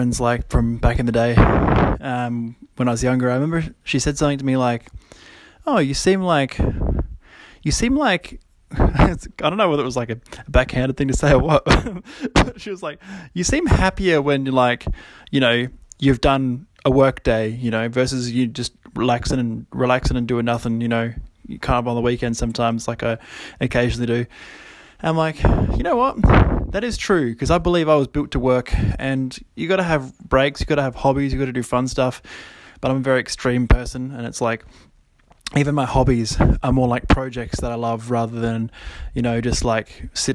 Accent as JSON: {"language": "English", "area": "Kangaroo Island", "region": "South Australia", "country": "Australia", "tie": "born or raised there", "also_born_or_lived": "Adelaide", "said": "I'd moved to Adelaide, moved out of home, 18, moved to Adelaide from Kangaroo Island. And a lot of you might not know, I'm actually from Kangaroo Island"}